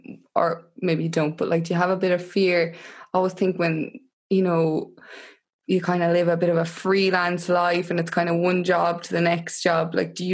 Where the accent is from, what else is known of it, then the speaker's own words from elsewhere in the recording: Tipperary, Munster, Ireland; moved away; also born or lived in Dublin / London; Yeah, like I've ended up back in the country. I'm obviously originally from Tipperary, but just for the last few months I've ended up back here, and I hadn't been living in Tipperary for a long time.